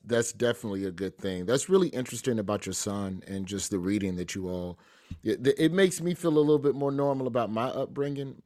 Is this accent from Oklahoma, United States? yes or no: no; Birmingham, Alabama, United States; growing up in Birmingham